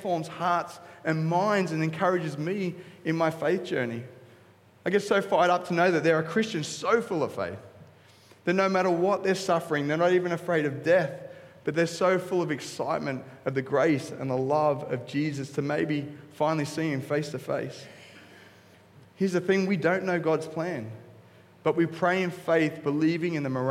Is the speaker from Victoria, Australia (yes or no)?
no; Coolangatta, Queensland, Australia; I'm from Cooley.